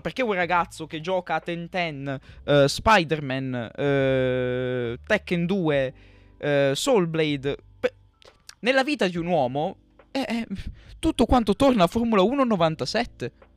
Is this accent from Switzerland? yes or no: no; Marseille, Provence-Alpes-Côte d'Azur, France; moved away; io vivevo in Francia, io sono nato lì, sono nato a Marsiglia